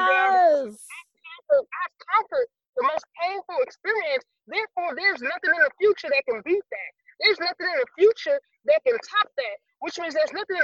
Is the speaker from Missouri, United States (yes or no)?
no; Dallas, Texas, United States; moved away as an adult; now in Seattle, United States; I'm from Dallas, Texas, and I'm a Navy